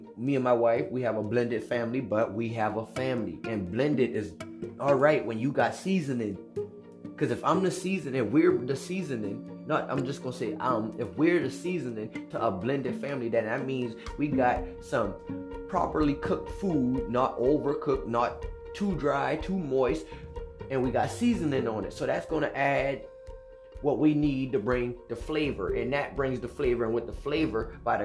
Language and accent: English; United States; I'm an American